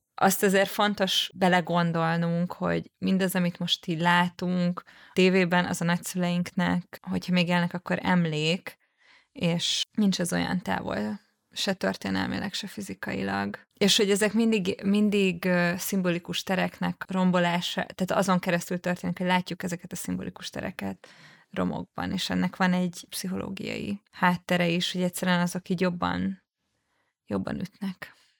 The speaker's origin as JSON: {"language": "Hungarian", "region": "Budapest", "country": "Hungary", "tie": "born or raised there", "said": "a nyugati pályaudvar, ez nem csak azért kedves számomra, vagy érdekes, mert a közelében nőttem fel"}